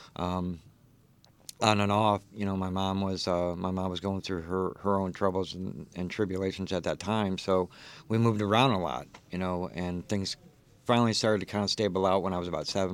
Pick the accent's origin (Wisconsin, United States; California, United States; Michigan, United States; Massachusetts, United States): Michigan, United States; Detroit; moved away; also born or lived in Texas; I was actually born, um, uh, in, uh, Brightmoor, Detroit, uh, lived there